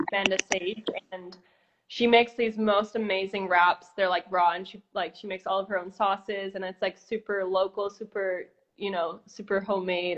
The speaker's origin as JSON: {"language": "English", "town": "Brampton", "region": "Ontario", "country": "Canada", "tie": "born or raised there", "also_born_or_lived": "Costa Rica / California", "moved": "yes", "said": "I was born in Brampton, outside of Toronto"}